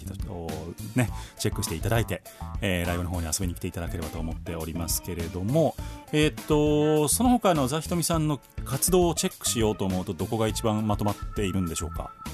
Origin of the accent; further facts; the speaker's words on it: Kansai, Japan; accent: Kansai dialect; 僕だって今関西弁喋ってるつもりですけどね